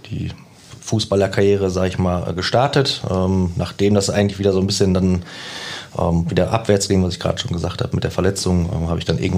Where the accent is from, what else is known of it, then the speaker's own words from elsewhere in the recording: Herne, North Rhine-Westphalia, Germany; Ja, ich bin gebürtiger Wanne Eickler.